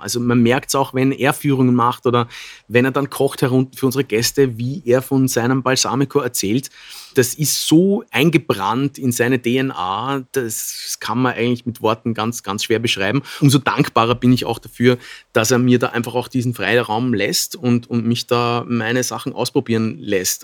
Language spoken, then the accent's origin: German; Bludenz, Vorarlberg, Austria; moved away; in Bludenz, wieder in unserem Stadtsaal. Das ist unsere Heimatstadt. Wir sind Vorarlberger ursprünglich